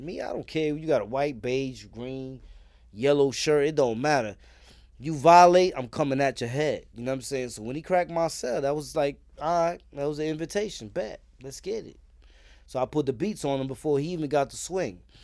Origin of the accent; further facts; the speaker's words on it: New York City, New York, United States; also born or lived in Richmond Hill, Queens; I'm from East New York, Brooklyn